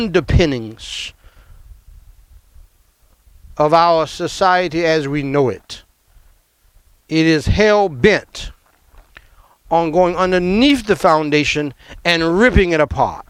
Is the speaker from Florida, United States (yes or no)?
no; New York, United States; moved away; New York, my hometown where I was born